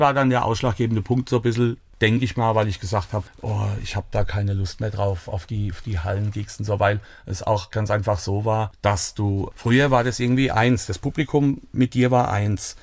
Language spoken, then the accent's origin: German; Sörgenloch, Rhineland-Palatinate, Germany; ich bin in Sörgenloch aufgewachsen vielleicht bekannt, eine kleine Gemeinde bei Niederolm.